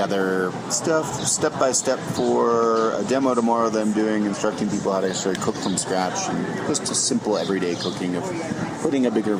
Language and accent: English; Canada; also born or lived in the American South; now in Southern United States; I'm a Canadian, but I live in the South